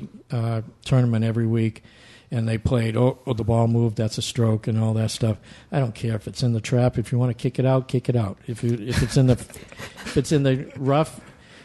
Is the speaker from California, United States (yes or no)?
no; Massachusetts, United States; moved away; also born or lived in Central Florida; I come from Massachusetts, and I'd go to Heather Hill over in North Attleboro